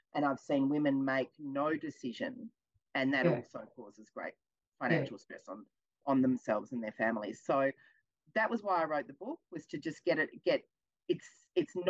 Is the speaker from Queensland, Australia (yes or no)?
no; Melbourne, Victoria, Australia; I'm from Melbourne